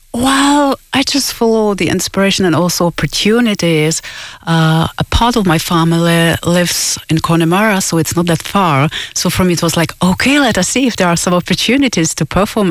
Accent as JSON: {"language": "English", "country": "Czechia", "moved": "yes", "said": "I'm originally from Czech Republic, so of course I give quite a lot of gigs in Czech Republic"}